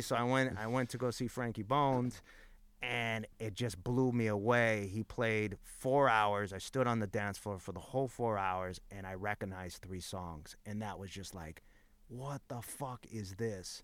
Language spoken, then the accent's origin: English; Los Angeles, California, United States; At the time that I grew up in East L A, like, in my high school alone, there was fifty D Js.